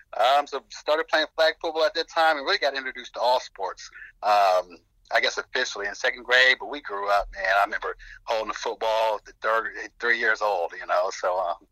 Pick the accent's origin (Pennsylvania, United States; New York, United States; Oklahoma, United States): Oklahoma, United States; Norman; I'm from Norman, Oklahoma. Grew up with three other siblings, went to grade school right here in Norman, Oklahoma. Lived here all the way through high school, played college ball here in Norman, Oklahoma as well, with the University of Oklahoma.